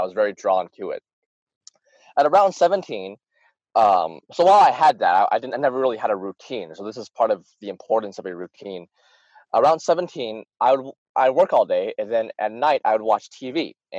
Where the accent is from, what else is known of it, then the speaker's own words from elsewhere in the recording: Utah, United States; born there; Well, I was born in the States, very proud to be American. I was born in Utah. I live in North Arkansas right now.